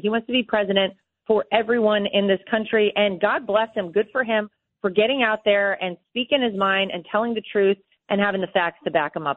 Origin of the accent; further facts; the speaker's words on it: North Carolina, United States; moved away; I grew up in North Carolina.